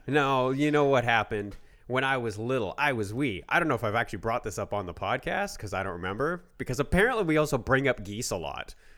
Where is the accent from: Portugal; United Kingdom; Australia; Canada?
Canada; we are Canadian